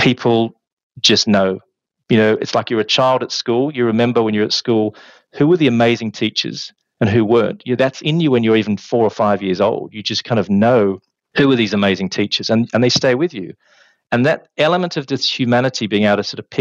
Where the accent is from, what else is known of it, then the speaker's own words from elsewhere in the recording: Australia; moved away as an adult; also born or lived in Birmingham; now in London, United Kingdom; growing up in Australia